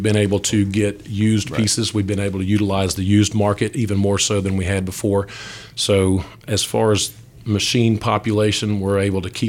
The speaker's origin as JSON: {"language": "English", "town": "Asheville", "region": "North Carolina", "country": "United States", "tie": "born or raised there", "said": "I grew up here in Asheville"}